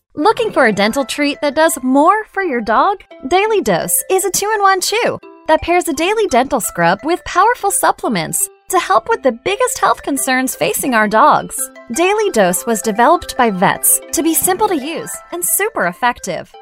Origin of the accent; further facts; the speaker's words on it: Eugene, Oregon, United States; I grew up in Western Oregon in the Willamette Valley in Eugene, Oregon